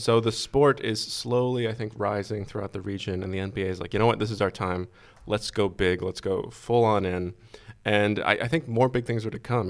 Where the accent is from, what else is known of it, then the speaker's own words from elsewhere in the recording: Boston, Massachusetts, United States; grew up with, you know, the, the garden with the Celtics playing just, you know, not that far from my house.